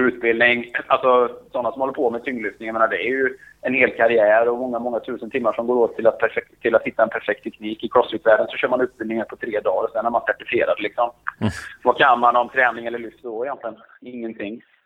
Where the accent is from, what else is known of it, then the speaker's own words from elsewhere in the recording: Borås, Västra Götaland, Sweden; har ju väldigt fin terräng i Borås där jag är uppvuxen